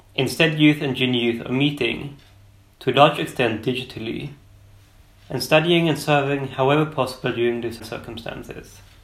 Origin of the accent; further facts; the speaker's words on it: Sweden; I'm from Sweden